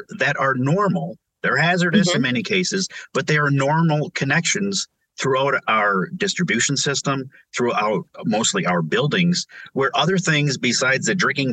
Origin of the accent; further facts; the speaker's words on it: Montrose, Michigan, United States; also born or lived in Flint, Michigan; growing up on Lake Road in Montrose, Michigan, outside of Flint